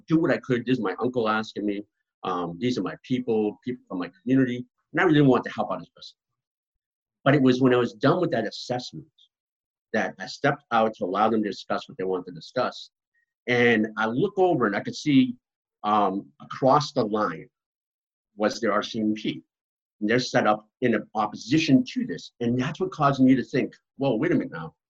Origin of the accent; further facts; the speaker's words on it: right outside of Boston, Massachusetts, United States; moved away; also born or lived in Mi'kmaq territory; I grew up right outside of Boston in my young years. So I grew up in Massachusetts, very much an urban environment